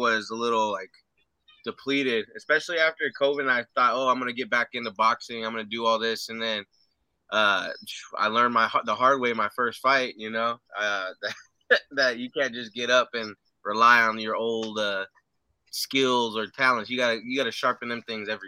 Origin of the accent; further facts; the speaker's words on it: United States; also born or lived in San Antonio, Texas; I'm from the Valley, and out here it gets to 104, 105, man, and some days it'll get to 114 on the hottest day